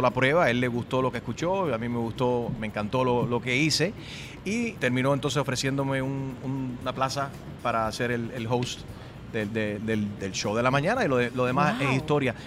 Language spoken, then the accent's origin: Spanish; United States; Yo nací aquí en los Estados Unidos, mami y papi son cubanos, yo hablo español gracias a que mami y papi me dijeron cuando niño